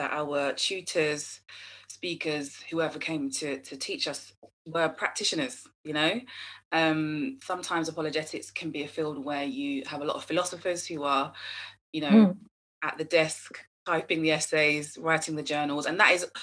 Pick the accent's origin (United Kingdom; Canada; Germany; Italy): United Kingdom; I'm Black British, my parents are Caribbean